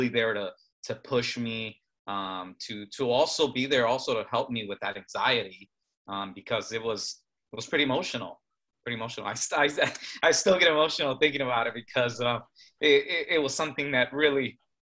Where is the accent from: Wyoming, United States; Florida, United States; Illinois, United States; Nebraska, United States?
Illinois, United States; Chicago; I grew up in Chicago, very urban area where we didn't have much access to pools